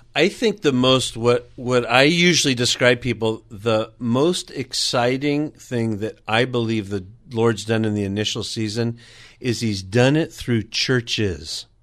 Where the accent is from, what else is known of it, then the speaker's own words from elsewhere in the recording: California, United States; landed here in California. That's pretty much where I grew up and was, was raised